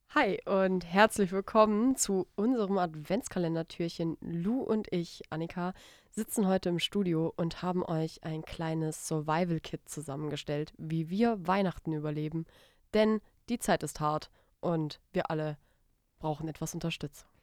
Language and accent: German; Stuttgart area, Baden-Württemberg, Germany; ich komme ich komm ja aus, äh, aus der Richtung von Stuttgart